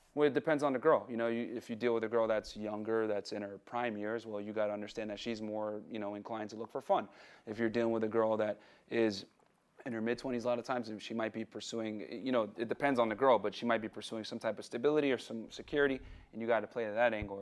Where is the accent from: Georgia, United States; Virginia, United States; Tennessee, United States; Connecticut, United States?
Connecticut, United States; New Britain; I grew up in New Britain, Connecticut